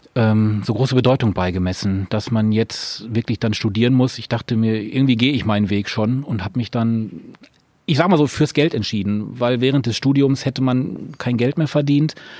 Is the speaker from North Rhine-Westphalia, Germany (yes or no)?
yes; Recklinghausen, North Rhine-Westphalia, Germany; born or raised there